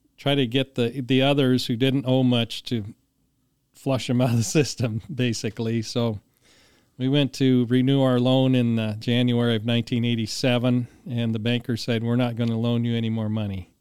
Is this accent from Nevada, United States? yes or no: no; Longmont, Colorado, United States; moved away as an adult; also born or lived in Bridgeport, Nebraska; I was born in Longmont, Colorado. Uh, my family, uh, we had a farm near Erie, Colorado, eh, which is about ten miles from Longmont. And we farmed there till nineteen seventy-three.